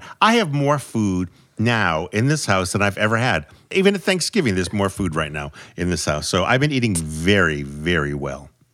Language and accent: English; New England, United States; I'm from New England